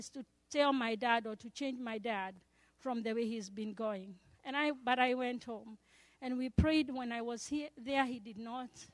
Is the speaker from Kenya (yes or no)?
yes; Kenya; moved away; I had to leave school in March and go home to Kenya. My home country is Kenya